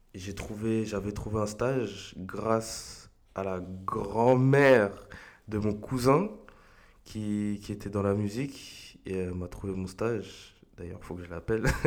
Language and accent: French; Argenteuil, Île-de-France, France; also born or lived in La Varenne-Saint-Hilaire, Val-de-Marne; je viens d'Argenteuil, euh, j'y suis resté toute ma vie. Enfin, je suis arrivé, enfin, on est arrivé avec mes parents, j'avais 3 ans